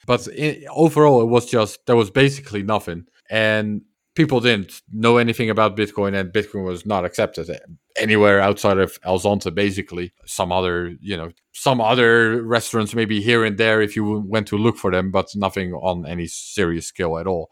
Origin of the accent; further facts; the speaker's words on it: Netherlands; I'm from the Netherlands